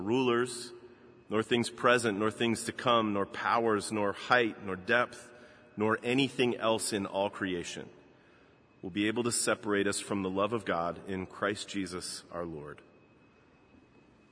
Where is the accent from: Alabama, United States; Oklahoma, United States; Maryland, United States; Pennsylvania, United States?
Maryland, United States; Baltimore; my hometown in Baltimore